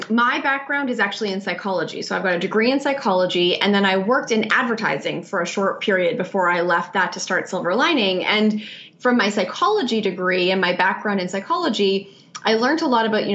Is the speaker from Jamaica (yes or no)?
no; Canada; moved away as an adult; also born or lived in New York, United States; now in Melbourne, Australia; I am Canadian. I've lived in New York for 12 years, so I'm also a proud New Yorker